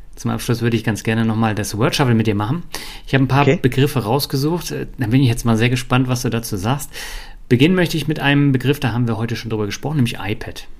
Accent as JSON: {"language": "German", "region": "Berlin", "country": "Germany", "tie": "born or raised there", "also_born_or_lived": "Mannheim / Hamburg", "moved": "yes", "lives_now": "Lübeck, Germany", "said": "Ich bin ja in Berlin aufgewachsen, habe in Mannheim äh, gewohnt, in Hamburg gewohnt und das war alles nicht so mein Ding und ich bin immer wieder zurück nach Lübeck"}